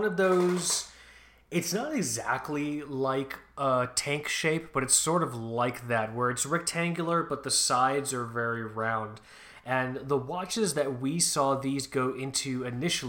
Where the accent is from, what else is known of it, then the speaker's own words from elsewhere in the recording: Florida, United States; I'm totally from Florida